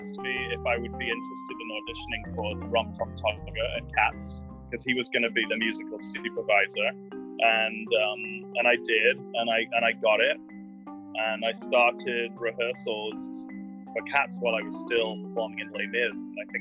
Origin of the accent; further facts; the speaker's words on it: United Kingdom; moved away; also born or lived in London; as a British citizen